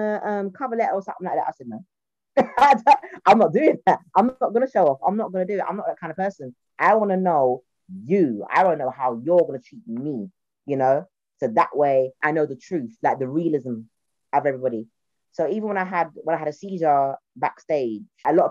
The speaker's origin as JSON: {"language": "English", "region": "London", "country": "United Kingdom", "accent": "Cockney", "said": "I'm from a working class South Londoner. I say to people, I'm a Cockney Caribbean girl."}